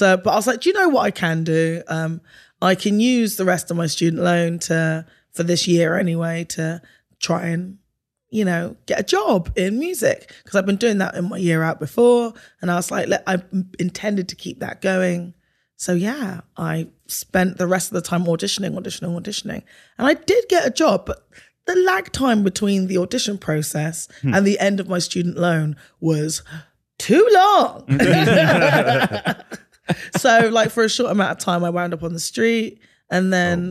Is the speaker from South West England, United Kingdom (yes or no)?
yes; Bristol, South West England, United Kingdom; I was born in Bristol in the UK to a Bajan mother and a Ghanaian father